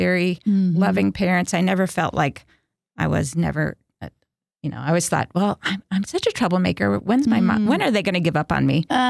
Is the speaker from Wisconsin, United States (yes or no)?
yes; Wisconsin, United States; my mom opened the first pregnancy help center in my hometown. Okay. And she was also one of the founders of Wisconsin Right to Life.